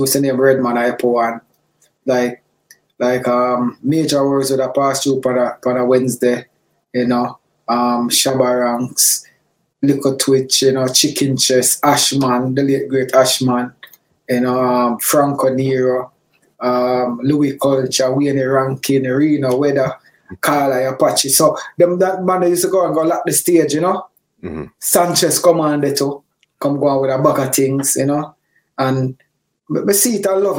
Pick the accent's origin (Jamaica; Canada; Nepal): Jamaica; Kingston; also born or lived in Coleyville, Manchester, Jamaica; I grew up in a whole heap of place in Jamaica. I grew up in Mountain View Avenue